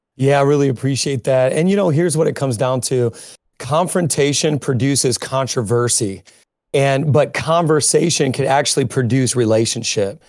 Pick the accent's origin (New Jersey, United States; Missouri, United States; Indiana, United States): Indiana, United States; also born or lived in Chicago, United States; now in New York, United States; I'm originally from Indiana, so I'm fifty percent, uh, hillbilly and fifty percent city slicker